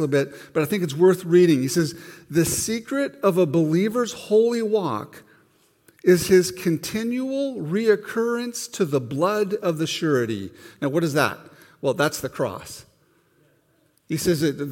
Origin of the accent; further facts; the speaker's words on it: Montana, United States; Growing up in Montana, you know, it's a pretty conservative state